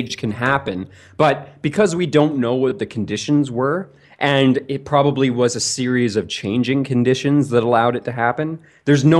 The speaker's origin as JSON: {"language": "English", "country": "Canada", "said": "as a Canadian here"}